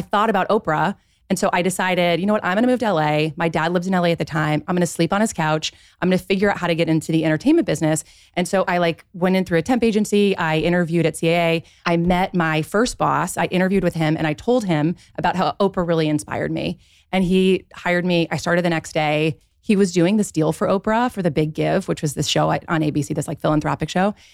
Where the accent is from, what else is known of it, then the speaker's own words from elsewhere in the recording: Dayton, Ohio, United States; moved away as an adult; also born or lived in Dallas, Texas / Los Angeles; I grew up in Dayton, Ohio